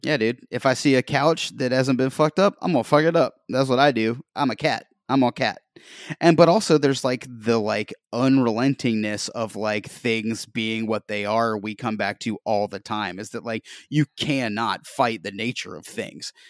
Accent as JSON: {"language": "English", "region": "Northwest Georgia", "country": "United States", "also_born_or_lived": "Nashville / New York", "moved": "as an adult", "said": "I'm from Northwest Georgia"}